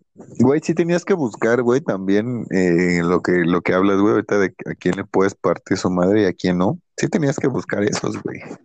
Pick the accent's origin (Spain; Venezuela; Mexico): Mexico; Nezahualcóyotl, State of Mexico; vivimos por aquí, güey, no mames, es nesa